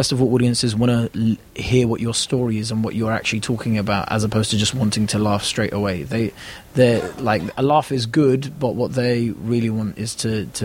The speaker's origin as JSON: {"language": "English", "region": "London", "country": "United Kingdom", "tie": "born or raised there", "said": "where I grew up was great, because I was amongst so many different cultures"}